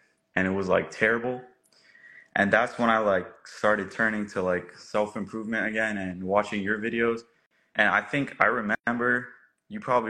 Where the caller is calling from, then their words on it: Washington, District of Columbia, United States; I'm calling from the DMV area, Washington, D.C.